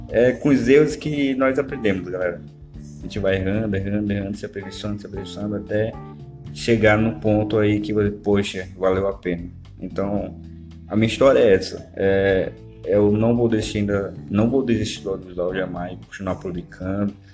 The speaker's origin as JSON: {"language": "Portuguese", "town": "Manaus", "region": "Amazonas", "country": "Brazil", "said": "foi no ponto turístico daqui de Manaus. Sou de Manaus, galera, beleza?"}